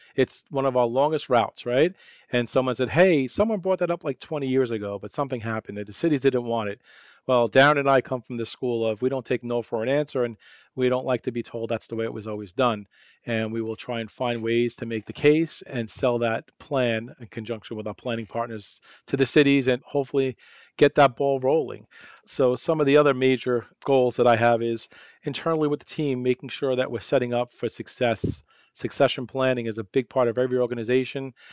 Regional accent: New York, United States; accent: New York; moved away as an adult; now in Arizona, United States; growing up in New York

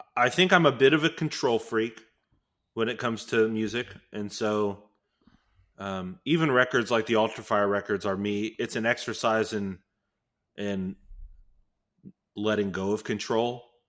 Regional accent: Houston, Texas, United States; Leland's from Houston, I'm from Houston.

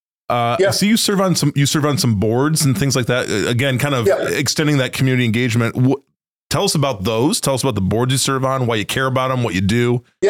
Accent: Michigan, United States; also born or lived in Midwest; now in near South Bend, Indiana, United States; someone who has grown up here in the Midwest and is, you know, I was born in Michigan. We live here close to South Bend, Indiana

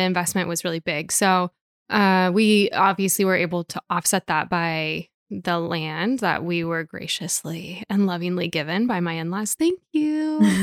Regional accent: Portland, Oregon, United States; moved away as an adult; also born or lived in Singapore; now in Hood River, United States; I was born and raised in Portland too

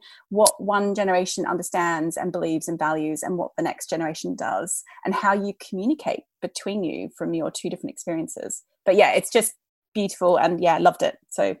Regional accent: Australia; moved away; as an Australian

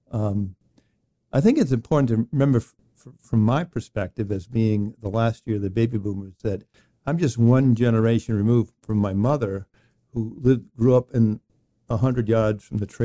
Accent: Exeter, Rhode Island, United States; i grew up in exeter rhode island and i was born in 1964 february 28th i just turned 59 recently

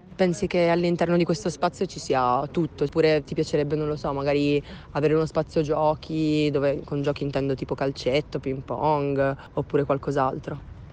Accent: Settimo Torinese, Piedmont, Italy; vengo da Settimo Torinese

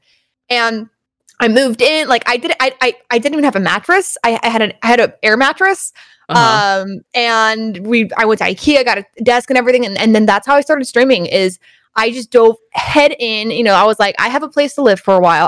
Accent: Stockton, California, United States; moved away as an adult; also born or lived in Belmont / San Mateo / Redwood City; I was born and raised in Stockton, and then I went to college in Belmont, but I lived in San Mateo, Redwood City for about 3 years

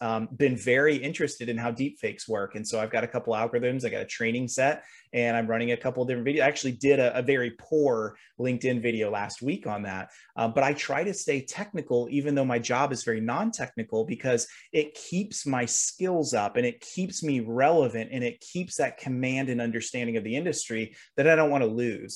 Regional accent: Kentucky, United States; I'm actually from Kentucky

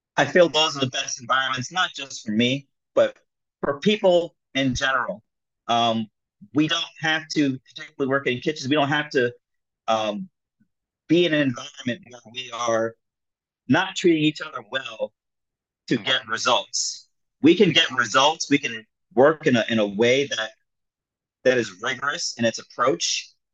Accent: South Florida, United States; also born or lived in Jamaica (ancestry); now in New York City, United States; I was born here in uh, New York City. I grew up in South Florida, um, and now I, I, came back to live in New York City, um, child of uh, Jamaican immigrants

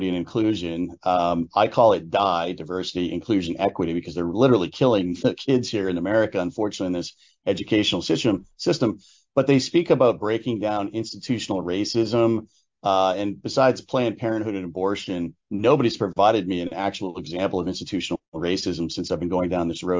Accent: Hampden, Maine, United States; my hometown of Hamden, Maine

